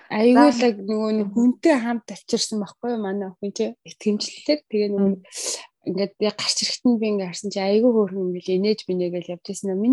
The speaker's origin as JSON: {"language": "Mongolian", "country": "Mongolia", "tie": "born or raised there", "moved": "as an adult", "lives_now": "Australia", "said": "Мэдээж төрсөн нутаг, өссөн нутаг, эзэн амнаа олохлоор манай Монгол минь бол сайхан байлгүй яах вэ?"}